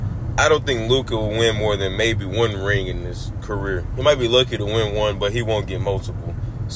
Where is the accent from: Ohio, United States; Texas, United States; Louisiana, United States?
Louisiana, United States; I'm from Louisiana